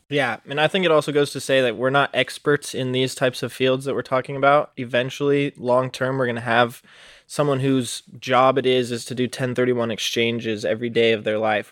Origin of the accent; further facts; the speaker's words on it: Reno, Nevada, United States; moved away; also born or lived in Oregon; I was born and raised in Reno, Nevada